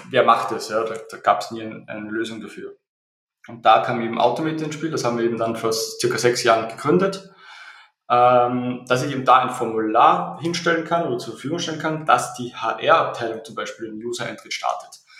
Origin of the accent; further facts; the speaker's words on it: Austria; Äh, wie es vielleicht der Dialekt äh, durchblicken lässt, ich komme aus Österreich.